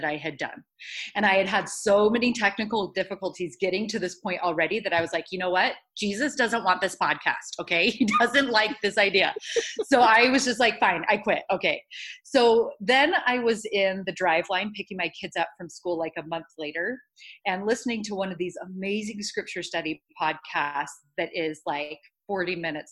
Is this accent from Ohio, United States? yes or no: no; Los Angeles, California, United States; now in Idaho, United States; I grew up in Los Angeles